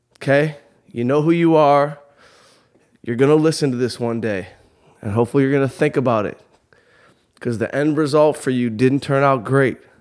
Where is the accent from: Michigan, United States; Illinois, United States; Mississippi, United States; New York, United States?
Michigan, United States; Southfield; I'm from outside Detroit, Southfield, Michigan. Grew up in a good little neighborhood